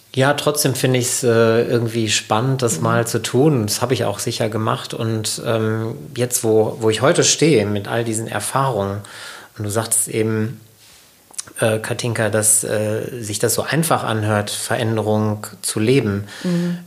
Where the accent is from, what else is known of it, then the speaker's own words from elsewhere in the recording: Sauerland, North Rhine-Westphalia, Germany; wenn ich nicht im Sauerland aufgewachsen wäre